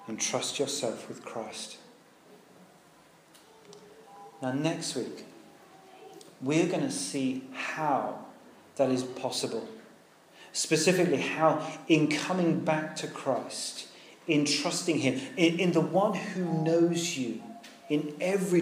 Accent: United Kingdom; We're British

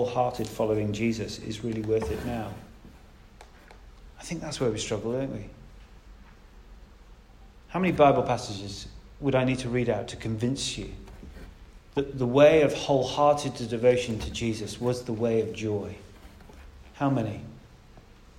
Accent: United Kingdom; We're British after all, aren't we?

